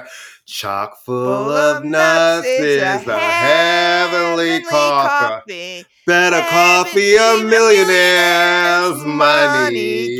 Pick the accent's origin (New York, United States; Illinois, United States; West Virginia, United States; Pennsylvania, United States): New York, United States; growing up in New York, we went to the bodega, got a sandwich. There was no ratings on the door.